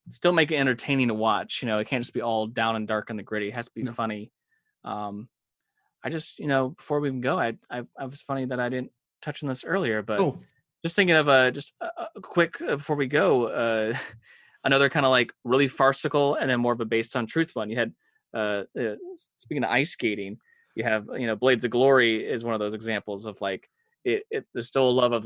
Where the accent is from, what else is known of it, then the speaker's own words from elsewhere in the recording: United States; I as an American